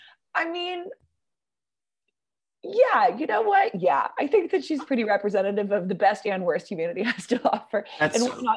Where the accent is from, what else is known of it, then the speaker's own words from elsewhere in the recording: California, United States; I grew up in California